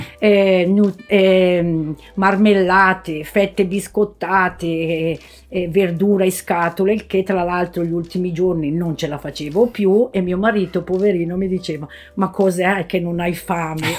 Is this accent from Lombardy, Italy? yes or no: yes; Bolgare, Lombardy, Italy; sono di Bolgare